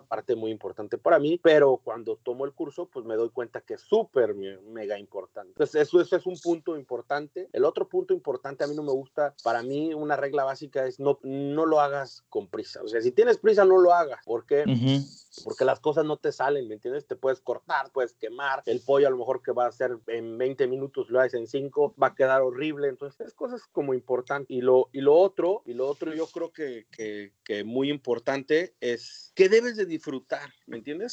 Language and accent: Spanish; Acámbaro, Guanajuato, Mexico; also born or lived in New York, United States; now in Washington, D.C., United States; soy de Acámbaro, Guanajuato, orgullosamente acambarense